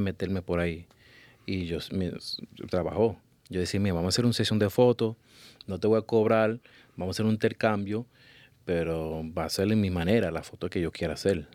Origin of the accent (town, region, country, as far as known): Puerto Rico